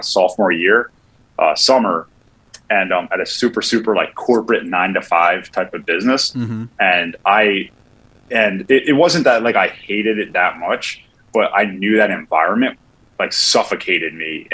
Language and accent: English; New Jersey, United States; moved away as an adult; also born or lived in Philadelphia; I'm from New Jersey originally, but I decided to sell real estate in the city of Philadelphia